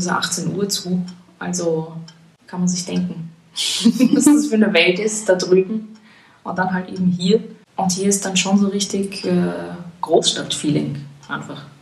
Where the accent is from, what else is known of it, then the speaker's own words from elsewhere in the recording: Vienna, Austria; now in Berlin, Germany; also es hat halt zugenommen in den letzten Jahren, aber es gibt dann halt immer noch so Gegenden, wo du also schon einfach herausstichst.